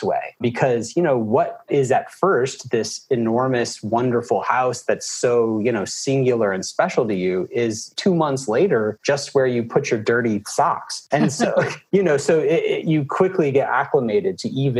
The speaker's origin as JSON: {"language": "English", "region": "Alabama", "country": "United States", "moved": "as an adult", "lives_now": "Atlanta, United States", "said": "I'm from Alabama"}